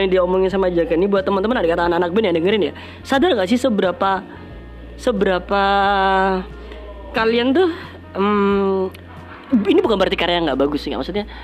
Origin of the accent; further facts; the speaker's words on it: Surabaya, East Java, Indonesia; bangga lah kalau kita sebagai orang Surabaya bisa membawa nama Surabaya dengan karya kita